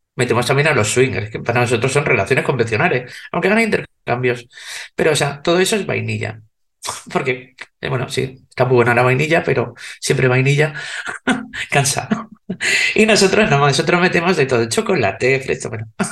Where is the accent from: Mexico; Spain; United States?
Spain; soy española